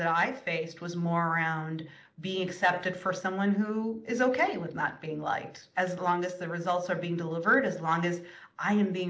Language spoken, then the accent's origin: English; India; I was raised in India